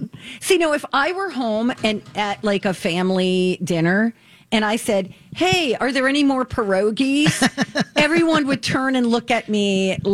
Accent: Pittsburgh, Pennsylvania, United States; I'm from Pittsburgh.

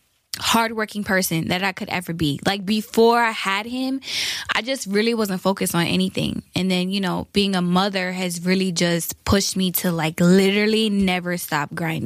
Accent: Brooklyn, New York, United States; Well, me, I'm 23 years old. I'm from Brooklyn, New York. I traveled around the world when I was younger.

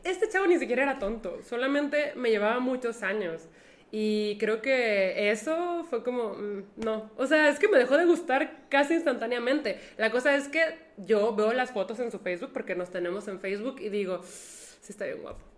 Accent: Monterrey, Nuevo León, Mexico; a los que vivimos en Monterrey nos dicen regiomontanos y acortándolo, regios

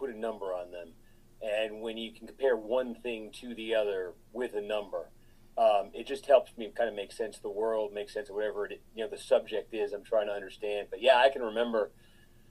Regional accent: Groton, Massachusetts, United States; born or raised there

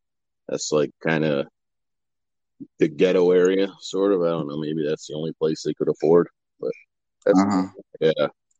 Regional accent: Norwich, Connecticut, United States; born there; also born or lived in Daytona Beach, Florida; Yeah, I was born in Connecticut, Norwich, Connecticut.

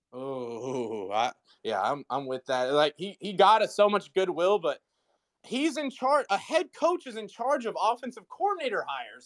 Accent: Nashville, Tennessee, United States; I'm born and raised in Nashville, so grew up just surrounded by Vols.

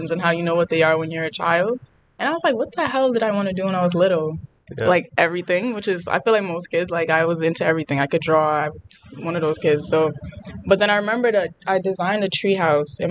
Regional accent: New York City, New York, United States; I was born and raised in the Bronx. I still live there.

